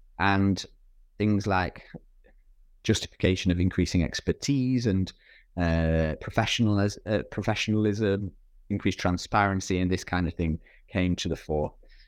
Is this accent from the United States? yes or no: no; United Kingdom; I can't, as a good conscience, as a British person, go to Denmark